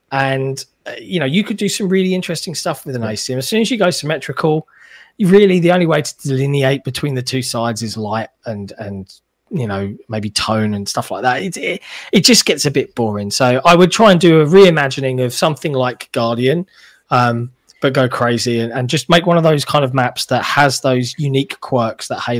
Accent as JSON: {"language": "English", "country": "United Kingdom", "said": "as a Brit, I love innuendo."}